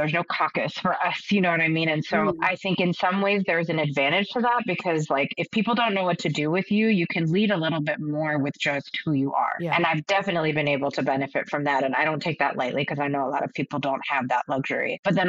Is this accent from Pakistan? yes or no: yes; Pakistan; I think as a Pakistani woman, as a Muslim woman